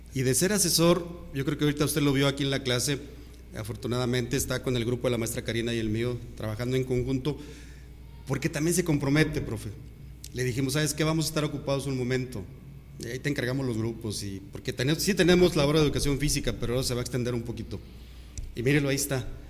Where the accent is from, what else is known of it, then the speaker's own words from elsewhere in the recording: Saltillo, Coahuila, Mexico; moved away as an adult; now in Comarca Lagunera, Mexico; yo soy de Saltillo